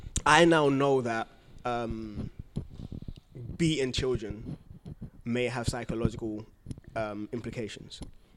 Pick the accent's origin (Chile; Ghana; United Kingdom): Ghana; Not in Ghana.